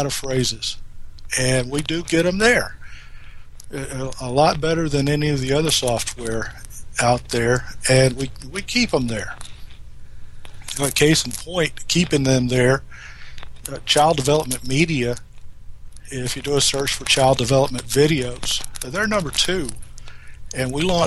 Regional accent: South Carolina, United States; moved away; I'm from South Carolina originally

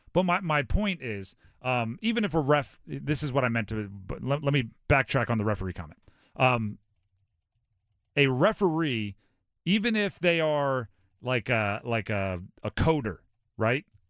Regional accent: Hawaii, United States; I grew up in Hawaii.

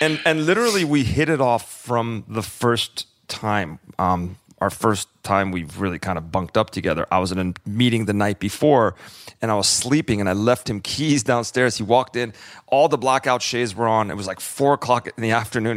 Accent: California, United States; moved away as an adult; also born or lived in Chicago / Florida / New York; I grew up in California

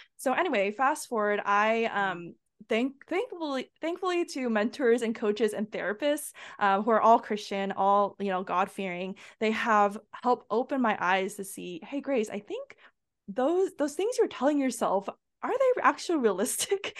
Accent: United States; I'm Asian American, so my parents, they actually immigrated from Asia

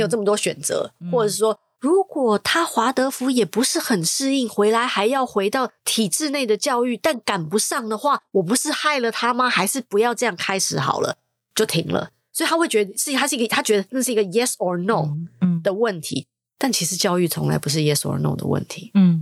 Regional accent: Taiwan; 身为一个台湾人

